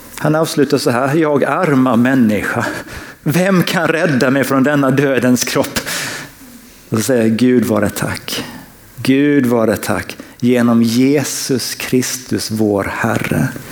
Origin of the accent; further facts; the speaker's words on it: Sweden; som svensk